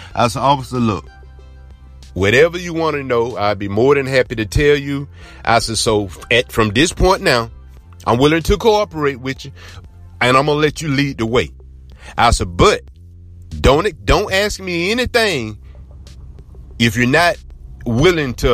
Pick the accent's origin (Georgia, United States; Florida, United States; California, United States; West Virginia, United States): Georgia, United States; Blakely; I'm from Blakely, Georgia.